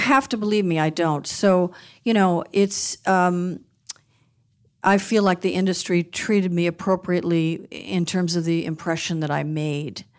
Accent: Beverly Hills, California, United States; also born or lived in Westwood, Los Angeles; Growing up in Beverly Hills

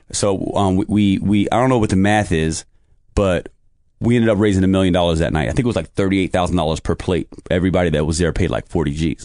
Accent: New York City, New York, United States; also born or lived in Poughkeepsie, New York; Spent most of my life in Brooklyn

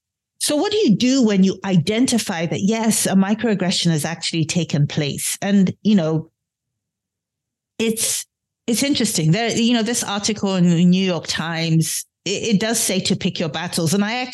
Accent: London, United Kingdom; born there; accent: British undertones; having been born in London, having, you know, been raised by a mother who was born and bred in Edinburgh, having gone to college, undergrad and grad school in the UK and spending a long time there, my accent does have British undertones.

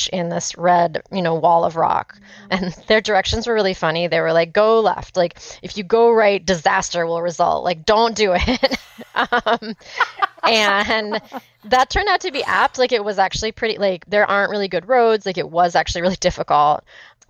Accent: California, United States; I'm from California

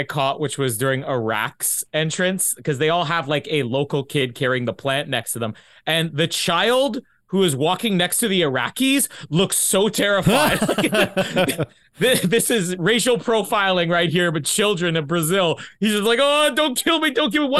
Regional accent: Canada; I'm Canadian. We tuck nothing in.

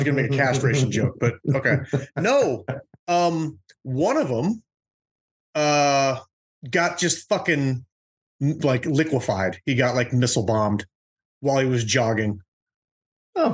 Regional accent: United States; Because we're American

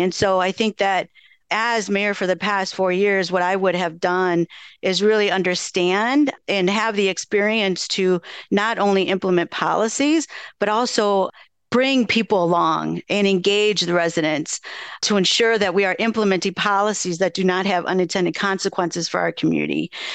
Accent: Madison, Wisconsin, United States; growing up here, I grew up in Kennedy Heights and, you know, I spent a lot of time at Darbo, Marquette Street on the, you know, east side of Madison

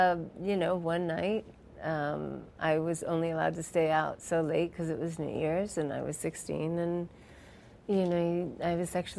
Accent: New York City, New York, United States; born or raised there; also born or lived in India

